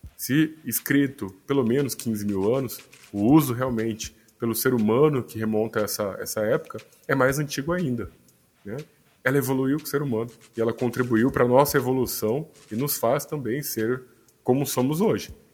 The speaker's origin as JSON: {"language": "Portuguese", "town": "Cuiabá", "region": "Mato Grosso", "country": "Brazil", "tie": "born or raised there", "moved": "as an adult", "lives_now": "São Paulo, Brazil", "said": "eu sou natural de Cuiabá, Mato Grosso, e meu primeiro consultório foi lá"}